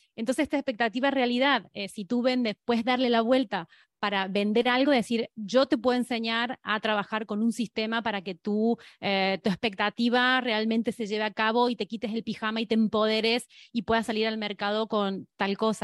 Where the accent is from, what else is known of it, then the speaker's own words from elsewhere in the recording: Argentina; moved away as an adult; now in Spain; soy argentina y que, y que vivo en España 17 años